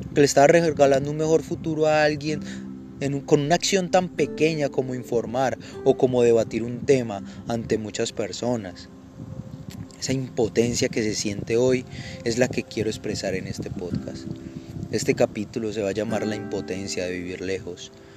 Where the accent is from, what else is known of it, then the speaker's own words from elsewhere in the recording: Colombia; moved away as an adult; now in United States; vivir en Estados Unidos, lejos de mi tierra